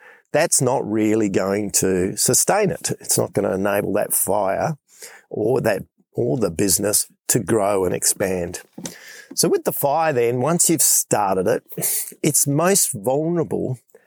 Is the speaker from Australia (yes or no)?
yes; Western Australia, Australia; I'm in Western Australia, back in my home state, making my way back to Perth.